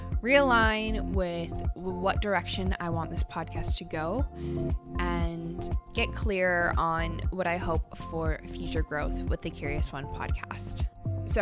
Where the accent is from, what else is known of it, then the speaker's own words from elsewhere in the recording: Calgary, Alberta, Canada; here in my hometown of Calgary, Alberta, Canada